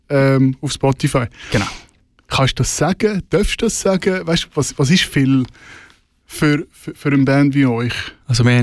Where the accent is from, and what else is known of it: Romanshorn, Thurgau, Switzerland; born or raised there; moved away as an adult; also born or lived in St. Gallen; now in Zürich, Switzerland